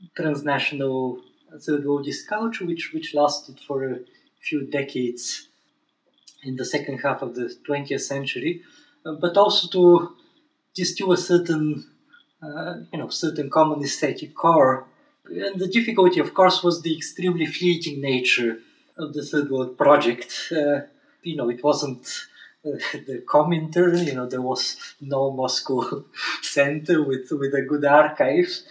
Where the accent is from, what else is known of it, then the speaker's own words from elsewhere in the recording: Bulgaria; moved away; also born or lived in Williams College, Massachusetts; I was born in Bulgaria, and when I was 10 years old, 1989 happened